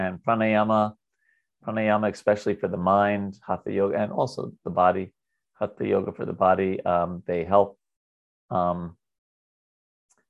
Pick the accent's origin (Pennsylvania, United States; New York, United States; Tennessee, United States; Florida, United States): New York, United States; I'm from New York.